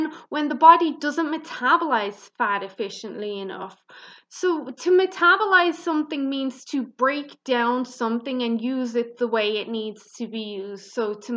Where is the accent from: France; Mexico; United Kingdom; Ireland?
Ireland; I'm Irish, so I pronounce things kind of harder than Americans do.